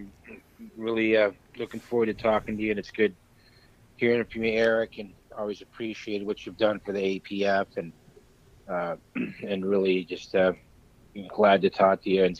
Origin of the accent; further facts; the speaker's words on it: Keene, New Hampshire, United States; moved away as an adult; also born or lived in Florida; my hometown of Keene, New Hampshire.